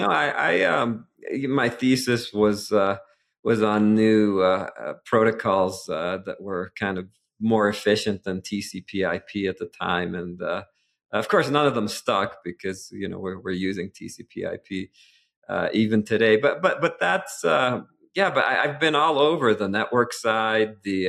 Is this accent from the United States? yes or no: yes; Boston, Massachusetts, United States; Well, I was born and raised in the Boston area.